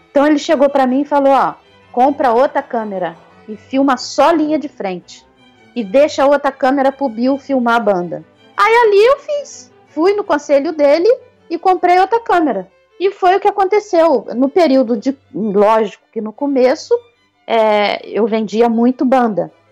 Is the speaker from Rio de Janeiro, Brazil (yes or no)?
yes; Rio de Janeiro, Brazil; do jeitinho carioca de ser